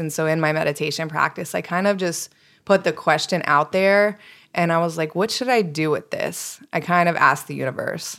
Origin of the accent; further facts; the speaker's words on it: East Coast, United States; moved away; I grew up on the East Coast.